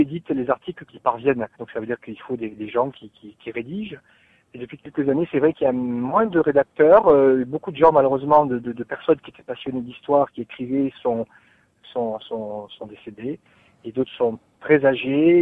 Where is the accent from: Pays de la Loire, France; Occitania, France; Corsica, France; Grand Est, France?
Corsica, France; Brando; je suis originaire de Brando.